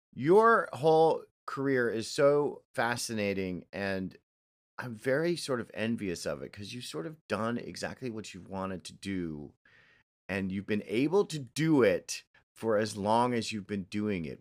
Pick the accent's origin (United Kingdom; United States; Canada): United States; New York; also born or lived in Chicago; I'm from New York, I love New York, I'm, I'm New York all, all the way